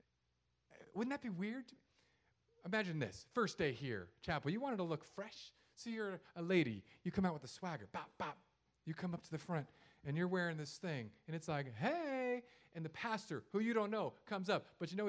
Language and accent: English; San Diego, California, United States; also born or lived in Hawaii / Los Angeles; because I grew up in San Diego, Hawaii, Los Angeles, and here. That's it. I've only lived in beach cities.